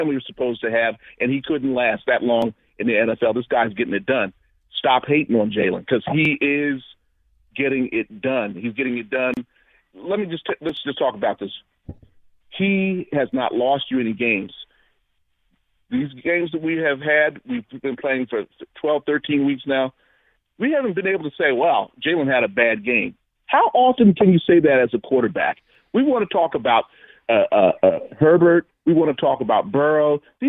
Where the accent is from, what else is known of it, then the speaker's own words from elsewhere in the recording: New Jersey, United States; I'm from Jersey, so I can speak on this a little bit.